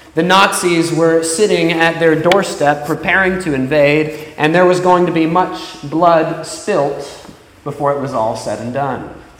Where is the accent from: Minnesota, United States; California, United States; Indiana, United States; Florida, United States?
Florida, United States; moved away; in my hometown. Now, down in Florida